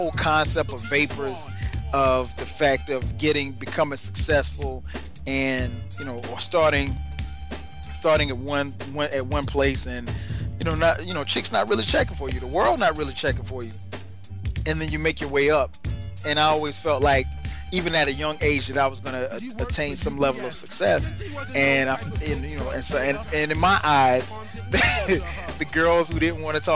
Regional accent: Florence, South Carolina, United States; my hometown, shout out to Florence, South Carolina

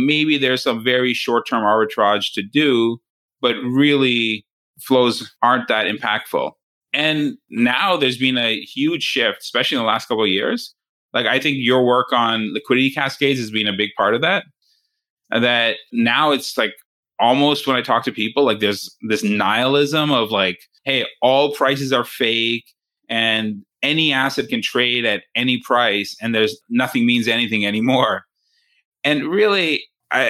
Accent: Canada; I grew up in Canada

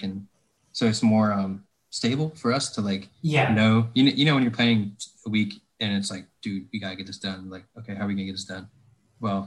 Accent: Northwest Ohio, United States; now in North Carolina, United States; where I grew up in Northwest Ohio

